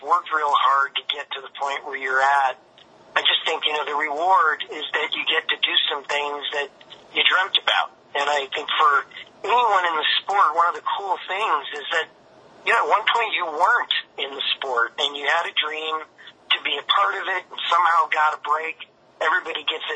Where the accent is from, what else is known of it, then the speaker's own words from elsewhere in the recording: Chicago, Illinois, United States; moved away; I got a chance to work in my hometown for the White Sox.